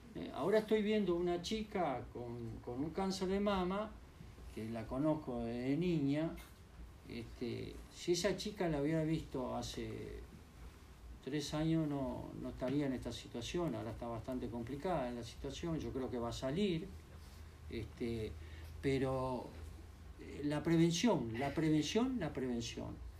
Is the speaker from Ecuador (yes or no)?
no; Uruguay; yo como buen uruguayo